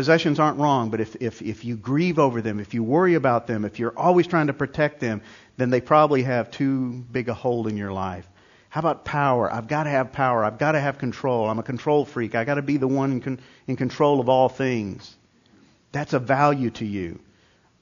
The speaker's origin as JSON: {"language": "English", "region": "New York", "country": "United States", "tie": "born or raised there", "moved": "yes", "said": "I grew up in New York"}